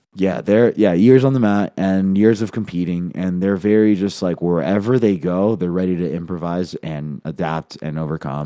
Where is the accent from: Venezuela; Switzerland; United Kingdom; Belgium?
Venezuela; now in Denver, United States; I'm from Venezuela